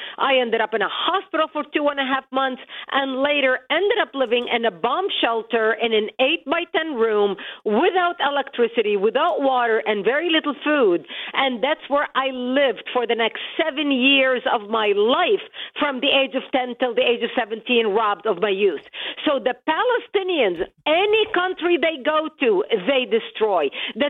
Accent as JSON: {"language": "English", "country": "Lebanon", "tie": "born or raised there", "moved": "yes", "lives_now": "United States", "said": "I was born and raised in Lebanon, which used to be the only majority Christian country in the Middle East."}